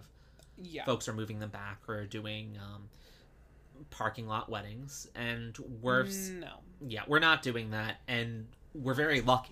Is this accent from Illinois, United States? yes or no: no; Long Island, New York, United States; moved away; I came from Long Island growing up